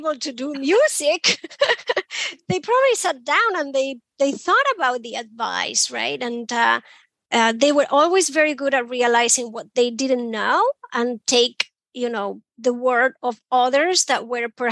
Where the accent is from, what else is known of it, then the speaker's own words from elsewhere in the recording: Asturias, Spain; English is a second language; moved away as an adult; also born or lived in Belfast / London / Berlin / Barcelona; now in Boston, United States; I grew up in Spain, a small village in the north, in a place called Asturias.